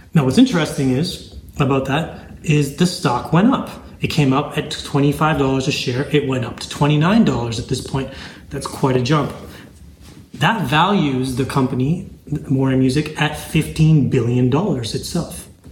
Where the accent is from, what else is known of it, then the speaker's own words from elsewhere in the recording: Zambia; I was born in Zambia, Africa, in the in the heart of Africa